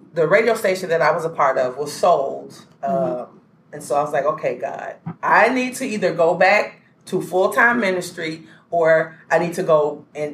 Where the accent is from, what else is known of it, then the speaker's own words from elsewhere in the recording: Little Rock, Arkansas, United States; born and raised in Little Rock, Arkansas